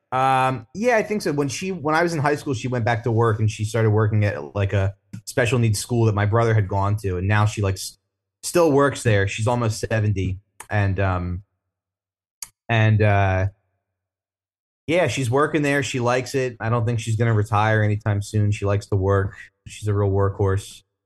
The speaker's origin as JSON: {"language": "English", "region": "New Jersey", "country": "United States", "moved": "as an adult", "lives_now": "Brooklyn, United States", "said": "I'm from Jersey originally, and, uh, I've been in Brooklyn for fifteen years"}